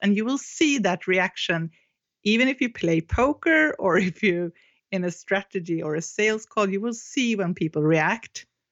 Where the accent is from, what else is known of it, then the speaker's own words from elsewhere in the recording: Sweden; English is a second language; I'm from Sweden